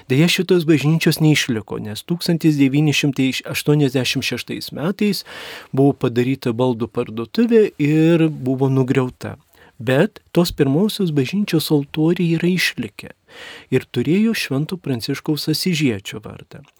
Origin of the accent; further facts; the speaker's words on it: Mažeikiai, Telšiai County, Lithuania; moved away; also born or lived in Skuodas; aš pats esu žemaitis iš kelimo nuskuodų, bet užaugęs mažiekiuose, mano tėvai ten gyvena.